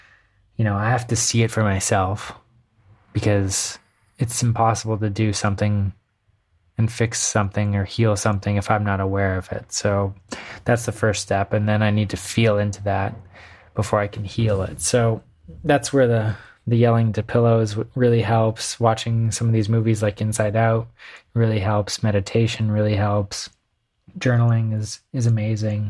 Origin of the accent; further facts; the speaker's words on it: Canada; now in United States; Being Canadian